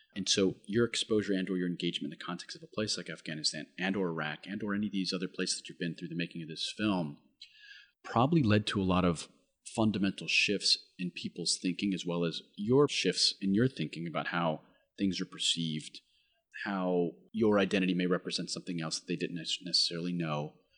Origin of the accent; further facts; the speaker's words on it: United States; my identity as an American